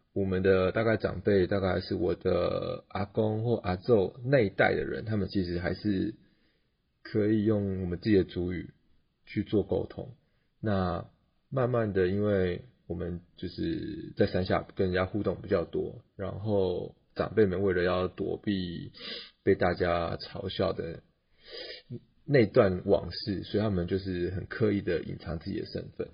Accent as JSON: {"language": "Chinese", "town": "Puli", "region": "Nantou County", "country": "Taiwan", "tie": "born or raised there", "said": "我来自南投埔里，我是八仔族"}